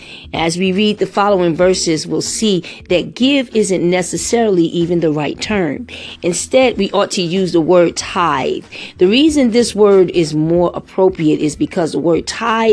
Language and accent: English; New York City, New York, United States; I grew up in the Bronx